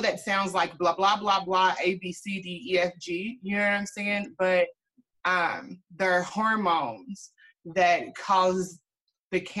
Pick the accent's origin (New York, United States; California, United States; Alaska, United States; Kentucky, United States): Kentucky, United States; Louisville; I am from Louisville, Kentucky